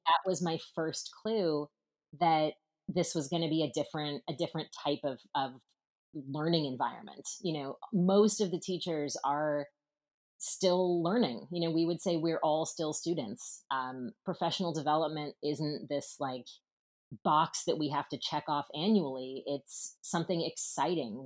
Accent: Seattle, Washington, United States; moved away as an adult; also born or lived in Northfield, Minnesota / Paris; Seattle where I grew up

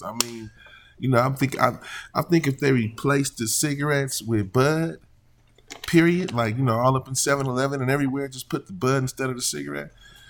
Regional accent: California, United States; I'm from Cali

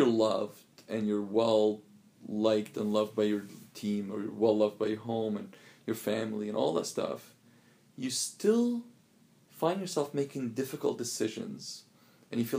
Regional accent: Alexandria, Alexandria Governorate, Egypt; moved away; So I lived in Alexandria, grew up in Alexandria.

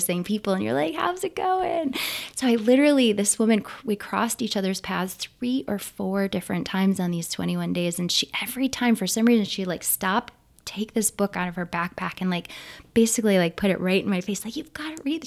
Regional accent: Niagara County, New York, United States; i grew up just north of the erie canal and south of the belly the southern belly of lake ontario

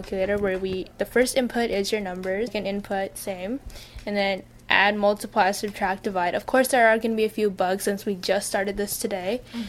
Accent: California, United States; I'm from California.

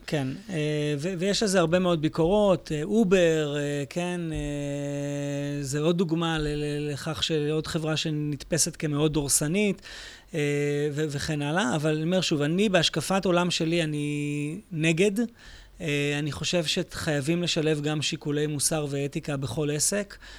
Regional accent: Israel; אני מישראל

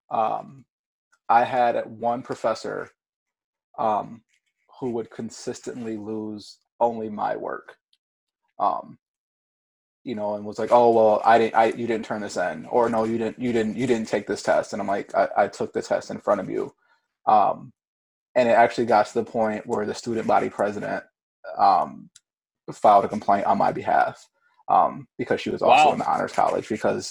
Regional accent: Ypsilanti, Michigan, United States; also born or lived in Grand Rapids, Michigan; Ypsilanti, which is my hometown.

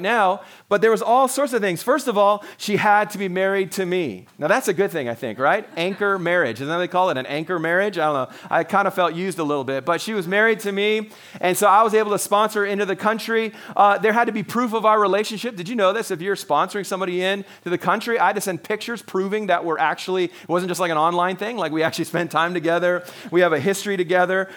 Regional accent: Canada; I'm a Canadian

